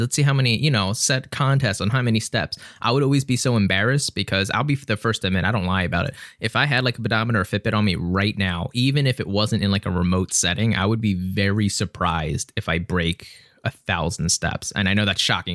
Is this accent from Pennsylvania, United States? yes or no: yes; Philadelphia, Pennsylvania, United States; now in Lancaster, United States; I grew up in Philadelphia